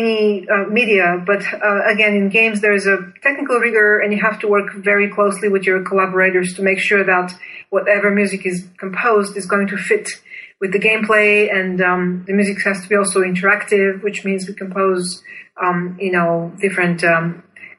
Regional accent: Bulgaria; moved away as an adult; I was born and raised in Bulgaria, then went to Duke University on a full scholarship as a master's student in composition.

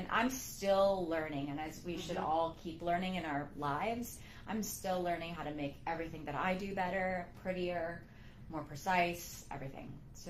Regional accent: California, United States; Well, I grew up in California.

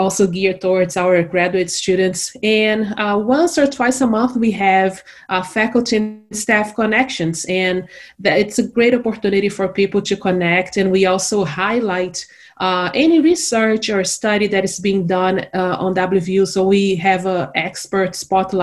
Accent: Brazil; moved away as an adult; now in Morgantown, United States; I am originally from Brazil

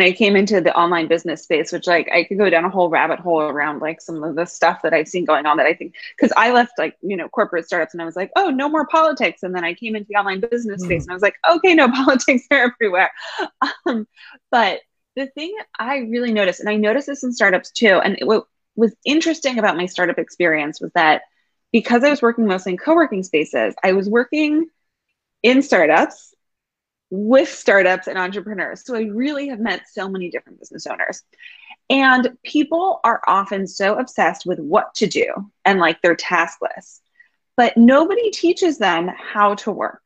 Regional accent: New York City, New York, United States; I'm born and raised New Yorker

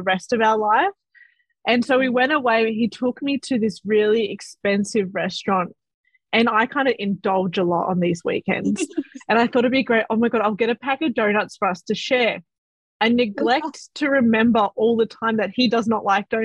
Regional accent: Melbourne, Victoria, Australia; I am from Southeast Melbourne. I am currently still living at my beautiful parents'

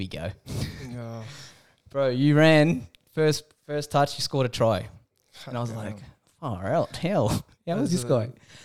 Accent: New South Wales, Australia; also born or lived in Sydney; now in Melbourne, Australia; I'm from New South Wales

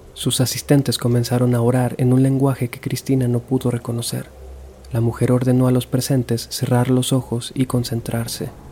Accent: Culiacán, Sinaloa, Mexico; moved away as an adult; Yo nací en Culiacán, Sinaloa. Viví ahí hasta los 24 años

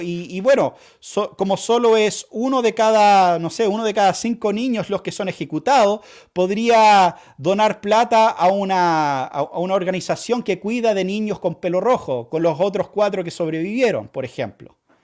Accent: Chile; vamos a vivir como chilenos

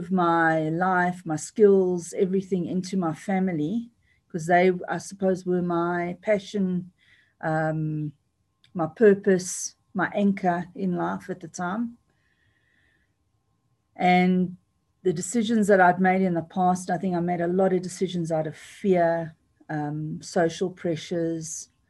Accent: United Kingdom; born there; They're both British citizens through myself because I was born in Britain

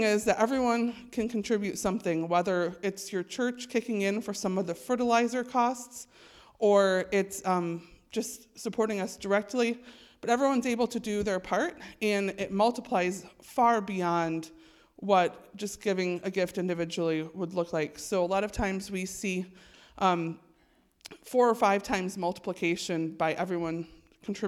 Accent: Holland, Michigan, United States; I'm from Holland, Michigan, and I've worked for Growing Hope Globally for almost 6 years now

